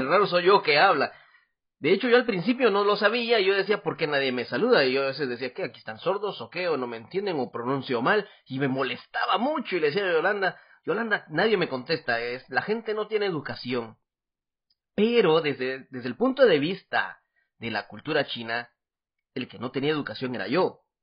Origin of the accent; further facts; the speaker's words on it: Guatemala; now in Taiwan; yo soy … de Guatemala